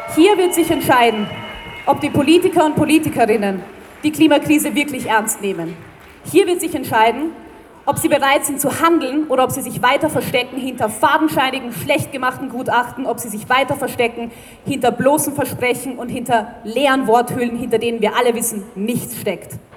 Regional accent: Vienna, Austria; Ich bin Wienerin und wenn man in einer so großen Stadt aufwächst

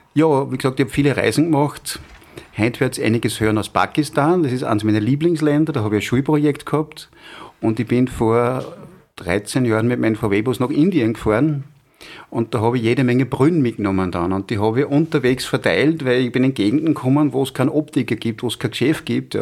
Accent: Schenkenfelden, Upper Austria, Austria; also born or lived in Freistadt / Linz; 1960 geboren in Schenkenfelden dann, habe dann ein Jahr in, in, Bod äh, in Bodersee verbracht, bin in die Hauptschule gegangen, später dann im Gymnasium in Freistadt

